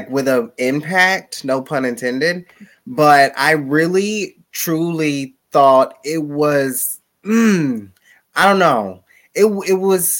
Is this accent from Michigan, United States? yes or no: no; Tennessee, United States; accent: country